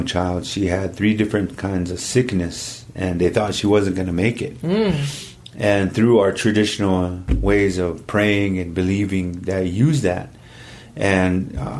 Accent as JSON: {"language": "English", "town": "Rock Creek", "region": "South Dakota", "country": "United States", "tie": "born or raised there", "moved": "yes", "lives_now": "Louisville, Colorado, United States", "said": "I was born and raised on the South Dakota side in a little village called Rock Creek, mm-hmm. and I was born and raised there and by my grandparents, and they raised me there all my life. But now I reside here in Louisville, Colorado"}